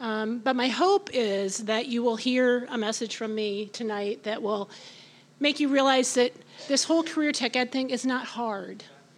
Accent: Iowa, United States; I came from Iowa, so that was a big one for me.

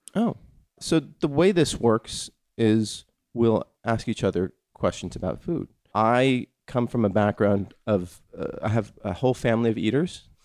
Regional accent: California, United States; growing up in California

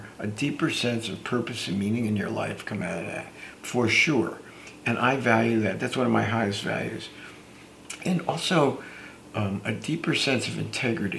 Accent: Newark, New Jersey, United States; I grew up in the Newark, New Jersey area

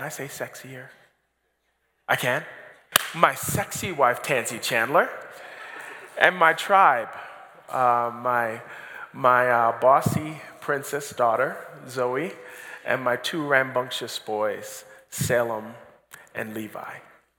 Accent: Barbados; also born or lived in Toronto, Canada; And before that, we were in Toronto, Canada, where we are originally from. But after that, I grew up in Barbados, so I've kind of been all over the world.

